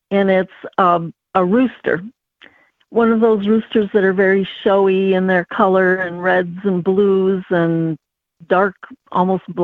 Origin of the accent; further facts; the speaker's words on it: Midwest, United States; also born or lived in Fond du Lac, Wisconsin; Well, I was born in Fond du Lac, Wisconsin. I was raised kind of along around in the Midwest. My dad uh, was transferred quite frequently.